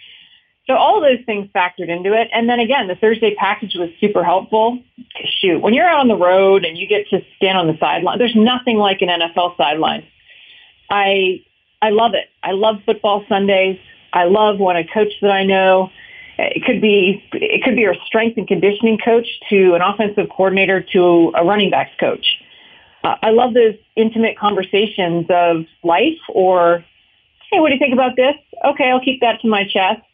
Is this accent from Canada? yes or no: yes; Canada; moved away; Growing up in Canada, I was raised in hockey rinks